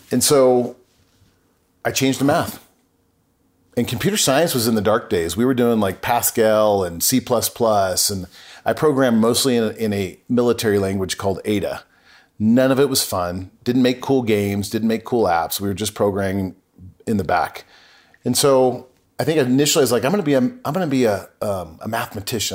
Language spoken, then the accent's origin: English; Lakewood, California, United States; Southern California, a Dutch dairy, Christian Reformed, little community outside of Long Beach